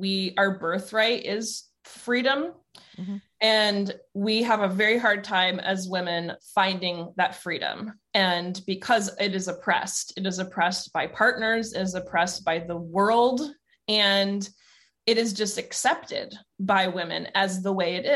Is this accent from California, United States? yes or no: no; New Jersey, United States; also born or lived in Long Island, New York; now in Oregon, United States; I was born on Long Island, grew up in New Jersey